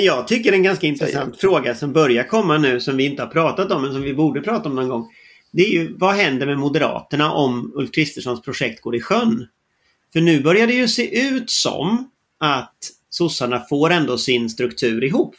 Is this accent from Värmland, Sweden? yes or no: no; Gothenburg, Västra Götaland, Sweden; jag är ju från Göteborg